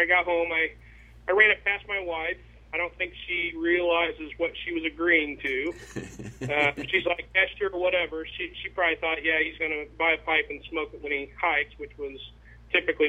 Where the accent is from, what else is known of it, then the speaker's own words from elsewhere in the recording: Cloverdale, Indiana, United States; I currently live in Cloverdale, Indiana. It's where I grew up, a small town. It's west central Indiana. I lived here all my life